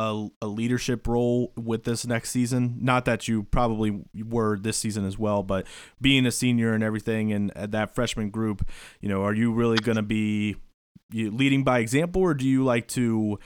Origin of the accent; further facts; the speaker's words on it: Northern Kentucky, United States; especially with me growing up in Northern Kentucky